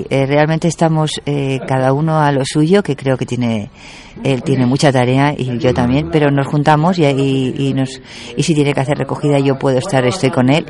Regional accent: Madrid, Community of Madrid, Spain; now in Galapagar, Spain; Bueno, vamos a ver. Eh, yo soy de Madrid, tengo

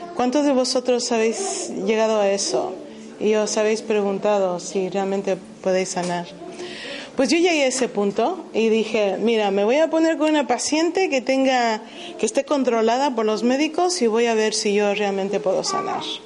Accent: United States; moved away; Yo jamás hubiera pensado que iba a dejar los Estados Unidos, porque yo soy estadounidense

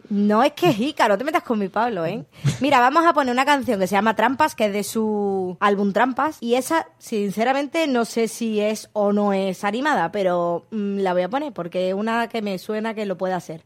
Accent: Málaga, Andalusia, Spain; no somos malagueños

